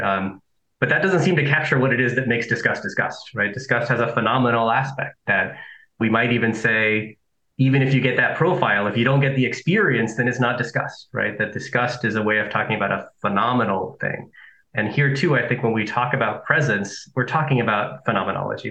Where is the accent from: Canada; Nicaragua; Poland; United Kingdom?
Nicaragua; also born or lived in Southern California; now in United States; I am an immigrant to the US, right? I'm from Nicaragua, that I lived in Southern California